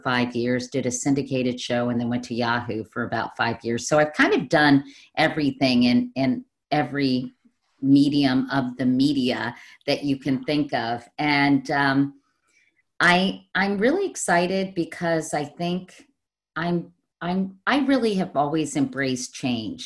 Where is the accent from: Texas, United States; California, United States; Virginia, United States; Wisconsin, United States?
Virginia, United States; Arlington; I grew up in Arlington, Virginia.